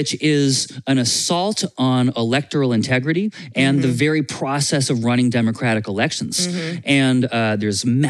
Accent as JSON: {"language": "English", "country": "United States", "said": "As an American"}